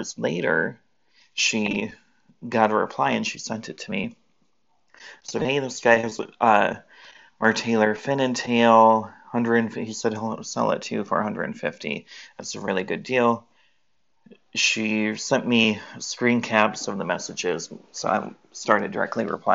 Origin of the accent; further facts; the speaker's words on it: Michigan, United States; I'm from Michigan, but I live in Michigan